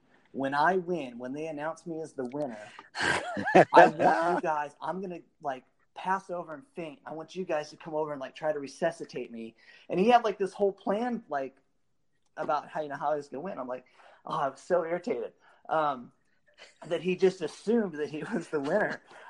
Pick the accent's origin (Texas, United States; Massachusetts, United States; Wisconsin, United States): Wisconsin, United States; Milwaukee; And, you know, here I am from Milwaukee, and nobody really knows who Bango is